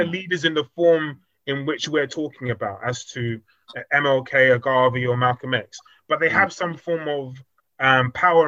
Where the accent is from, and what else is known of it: United Kingdom; born or raised there